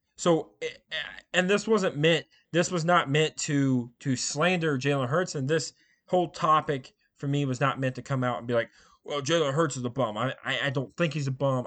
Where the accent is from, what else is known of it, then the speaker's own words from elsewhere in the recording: Indiana, United States; I grew up here in Indiana. I've, I still live here